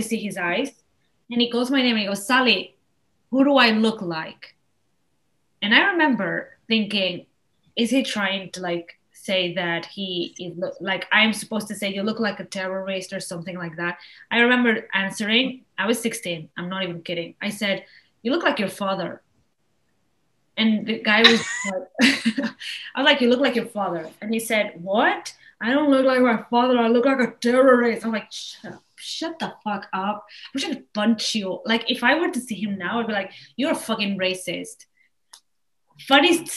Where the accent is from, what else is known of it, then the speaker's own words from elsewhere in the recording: Spain; I'm from here. I was born in Spain. I'm Spanish.